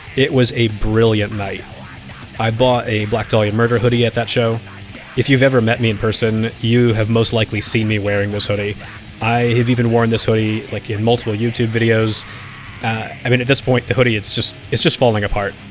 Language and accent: English; United States; moved away as an adult; also born or lived in Finland; now in Philadelphia, United States; being back in the U S reminds me of my roots